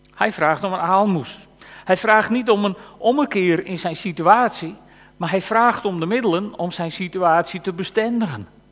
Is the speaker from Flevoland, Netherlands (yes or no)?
no; Frisians, Friesland, Netherlands; wij als Friesen